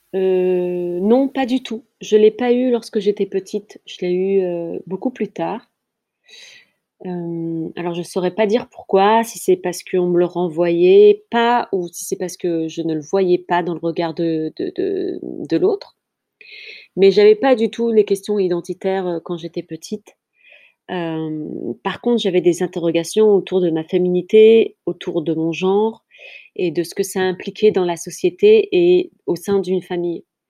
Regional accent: France; also born or lived in Kabylia (ancestry); je suis née euh, en France et euh, toute ma lignée vient d'Algérie et plus particulièrement de Kabylie, la petite Kabylie.

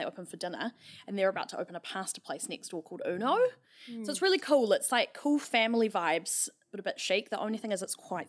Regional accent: Auckland, New Zealand; I'm from West Auckland.

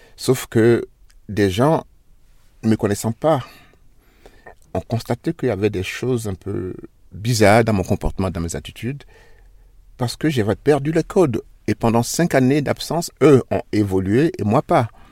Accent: Côte d’Ivoire; moved away as an adult; now in Switzerland; je suis noir, je suis chez moi dans mon pays

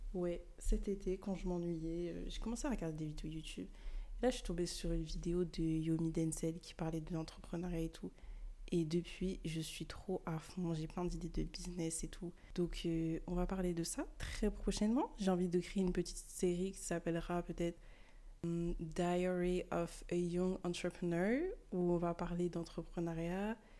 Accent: France; also born or lived in Bamako, Mali; je suis née au Mali, à Bamako, mais j'ai quand même grandi en France.

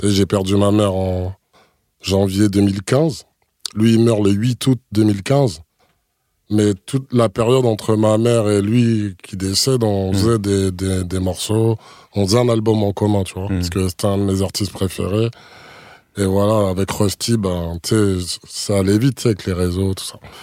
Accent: Martinique; de chez moi en Martinique

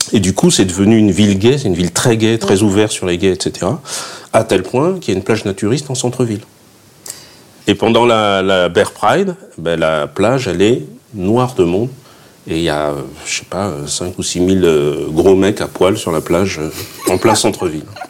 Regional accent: Fréjus, Provence-Alpes-Côte d'Azur, France; also born or lived in Saint-Raphaël; now in Paris, France; la Côte d'Azur, je viens de Fréjus. Je suis né à Saint-Raphaël, j'ai vécu à Fréjus.

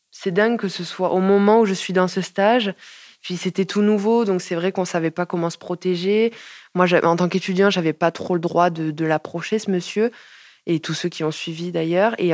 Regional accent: Montpellier, Occitania, France; Je suis de Montpellier depuis toujours. Je suis née à Montpellier.

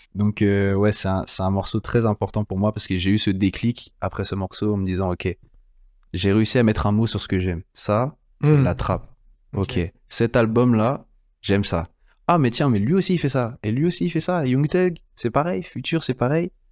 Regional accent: France; chez nous en France

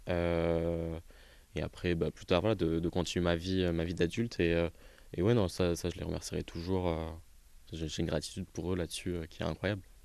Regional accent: near Montpellier, Petite Camargue, Occitania, France; accent: accent chantant (southern); moved away; j'ai grandi euh, du côté de Montpellier, dans un petit village, euh, du coup plutôt en petite Camargue.

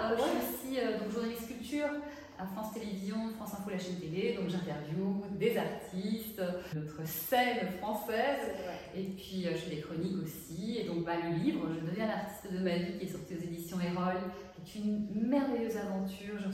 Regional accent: Brussels, Brussels-Capital Region, Belgium; moved away as an adult; also born or lived in Paris; moi je vivais à Bruxelles, j'ai grandi à Bruxelles

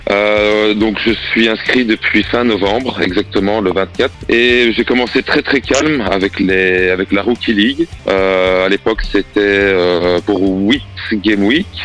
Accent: Liège region, Wallonia, Belgium; j'ai 38 ans. Je viens de Belgique. Et tu viens d'où en Belgique Alors, je viens de la région de Liège.

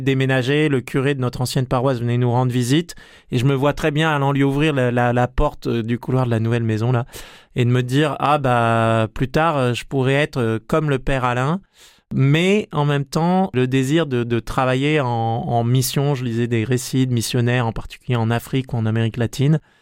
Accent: Marseille, Provence-Alpes-Côte d'Azur, France; moved away; also born or lived in western France; j'ai grandi à Marseille

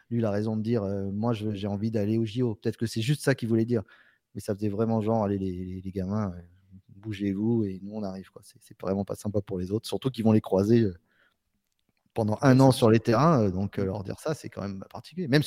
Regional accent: Marseille, Provence-Alpes-Côte d'Azur, France; en tant que Marseillais, ouais.

